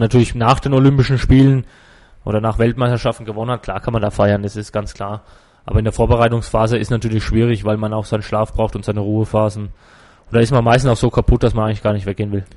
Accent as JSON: {"language": "German", "town": "Würzburg", "region": "Bavaria", "country": "Germany", "tie": "born or raised there", "also_born_or_lived": "Gerbrunn / Kitzingen", "said": "Also ich bin schon in Würzburg geboren und auch schon immer hier geschwommen in Würzburg im Verein"}